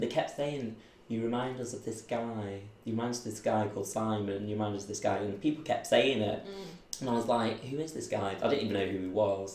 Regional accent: Manchester, North West England, United Kingdom; also born or lived in Belfast; grew up just in and around Manchester boroughs, around Trafford

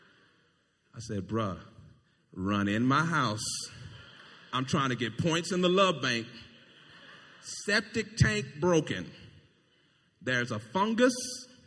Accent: United States; I'm American.

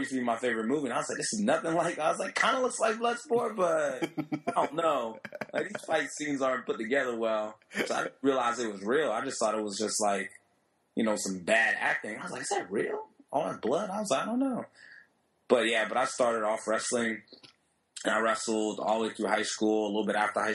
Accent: Miami, Florida, United States; I was born in Miami. And both my parents are, Haitian immigrants

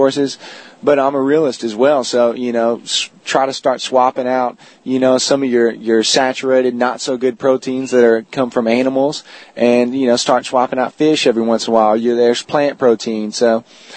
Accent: College Station, Texas, United States; I grew up around the Bryan-College Station area

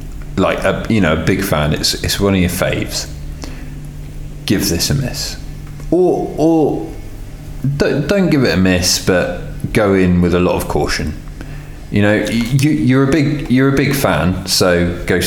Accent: England, United Kingdom; I'm English

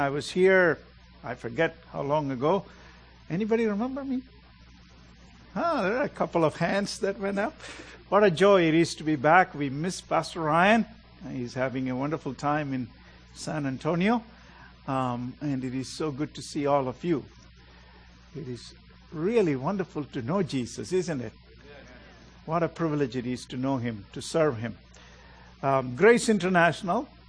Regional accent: India; moved away; I'm originally from India. I'm a real Indian

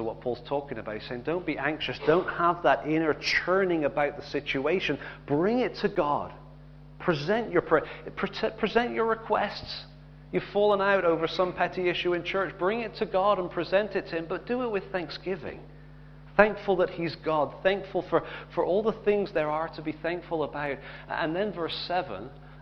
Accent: England, United Kingdom; I'm glad I'm English

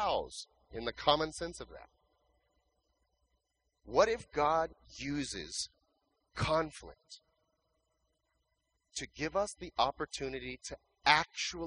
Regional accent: California, United States; moved away as an adult; also born or lived in Riverside, California; now in Phoenix, United States; we're from California

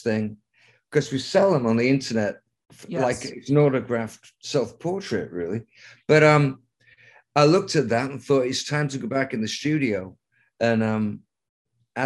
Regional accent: Lancaster, North West England, United Kingdom; I went to art school in Lancaster, England, my hometown, for 4 years.

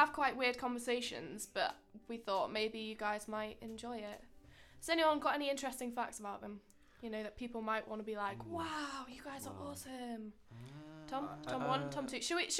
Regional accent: the north of England, United Kingdom

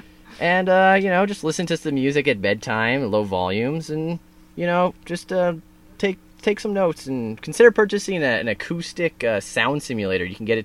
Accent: Smithers, British Columbia, Canada; I grew up in Smithers.

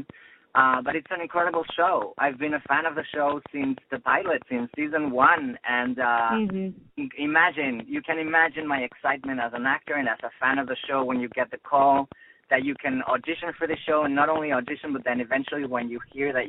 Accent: Mexico City, Mexico; moved away as an adult; also born or lived in Boston; now in Los Angeles, United States; I grew up in Mexico City. I'm half Spanish, half Mexican. My family from my mom's side is in Madrid. And but I grew up in Mexico City, but I went to university in Boston

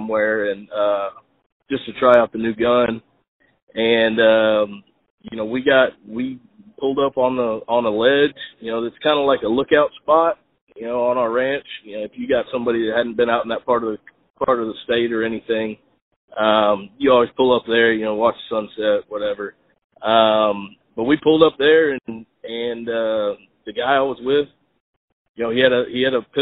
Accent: Spring, Texas, United States; I grew up in Spring, Texas, just out of Houston.

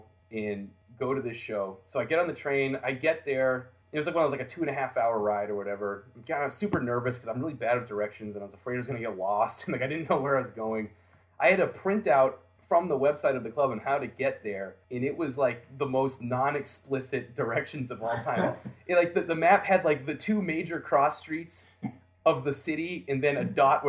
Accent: United States; I'm a fan from America

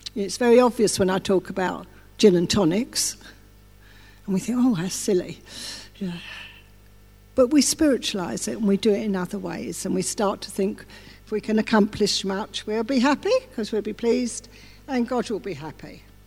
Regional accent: England, United Kingdom; I'm English as well

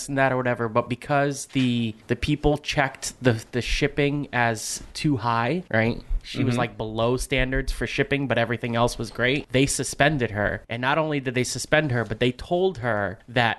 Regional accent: Bridgeport, Connecticut, United States; And I grew up in Bridgeport. I walked the mean streets of Bridgeport as a young little kid

